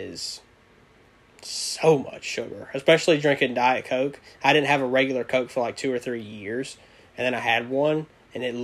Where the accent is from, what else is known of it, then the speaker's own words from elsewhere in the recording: Louisiana, United States; I'm from Louisiana.